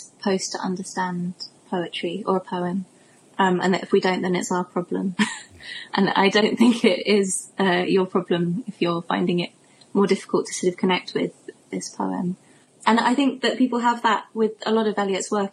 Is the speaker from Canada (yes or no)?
no; Cornwall, South West England, United Kingdom; now in London, United Kingdom; which is where I'm from Cornwall.